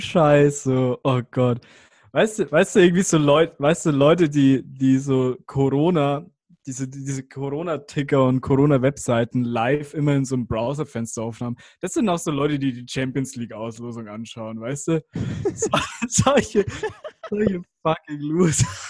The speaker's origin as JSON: {"language": "German", "country": "Germany"}